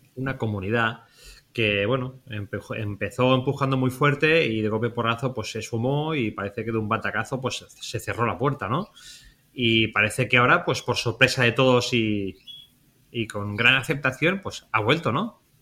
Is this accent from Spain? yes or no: yes; Spain; nosotros que somos, españoles